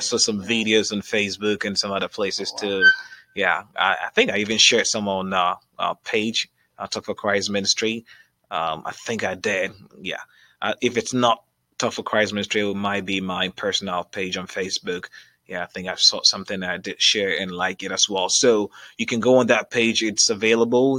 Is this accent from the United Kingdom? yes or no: no; Ghana; now in Columbus, United States; our background is from Africa. We're from Ghana